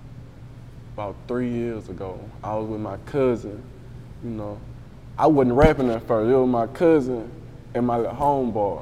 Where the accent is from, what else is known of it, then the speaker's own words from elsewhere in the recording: Baton Rouge, Louisiana, United States; I'm from Dixie